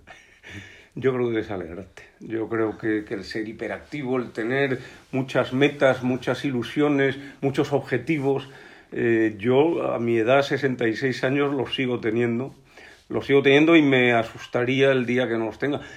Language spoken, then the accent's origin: Spanish; Spain; also born or lived in León; nuestro país es el ejemplo mejor de naturaleza bien conservada de toda Europa